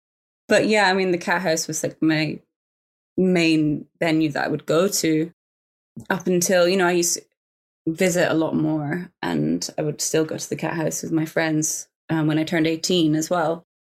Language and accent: English; Glasgow, Scotland, United Kingdom; moved away as an adult; now in London, United Kingdom; I've got a soft spot for Glasgow because it's my hometown.